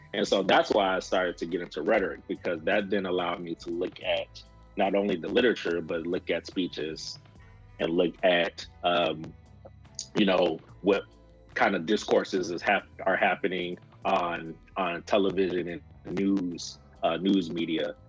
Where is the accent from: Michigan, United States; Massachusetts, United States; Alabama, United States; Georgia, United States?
Michigan, United States; Saginaw; moved away as an adult; also born or lived in Mississippi / New Jersey / Pennsylvania; now in Kentucky, United States; I'm originally from Saginaw, Michigan